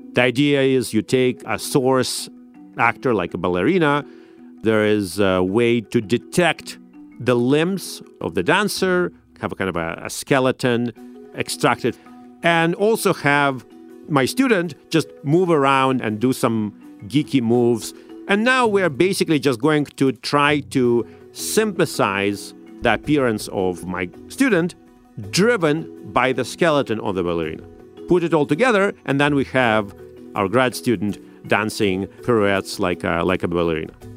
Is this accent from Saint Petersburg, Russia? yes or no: yes; Saint Petersburg, Russia; now in United States; I grew up in Saint Petersburg in Russia.